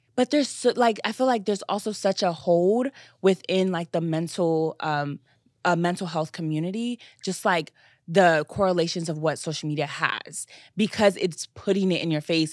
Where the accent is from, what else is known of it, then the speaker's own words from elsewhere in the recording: Nigeria; I'm Nigerian